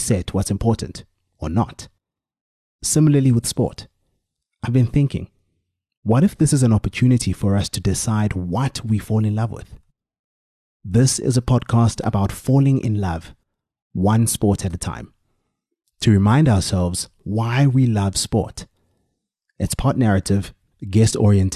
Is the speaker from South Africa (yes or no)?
yes; Soweto, Gauteng, South Africa; I grew up in Orlando East, and like any kid from Soweto, I played in the street